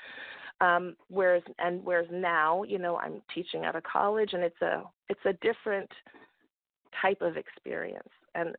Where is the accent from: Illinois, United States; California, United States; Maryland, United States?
Maryland, United States; Baltimore; now in Los Angeles, United States; I'm not a native Angeleno. I was born and raised in Baltimore, Maryland.